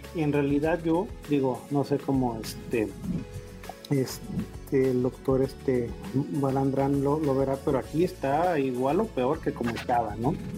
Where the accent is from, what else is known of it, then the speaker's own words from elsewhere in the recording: Tijuana, Baja California, Mexico; moved away as an adult; now in Mexico City, Mexico; yo soy de Tijuana